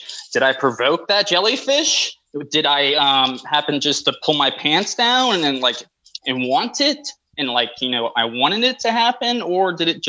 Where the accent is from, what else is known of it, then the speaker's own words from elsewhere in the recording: Florida, United States; I'm from Florida